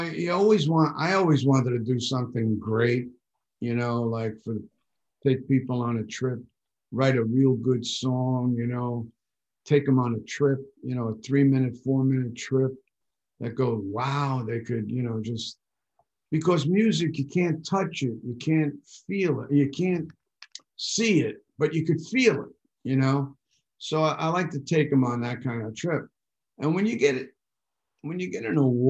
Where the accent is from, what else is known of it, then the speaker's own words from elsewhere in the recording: New York City, New York, United States; I'm from the Bronx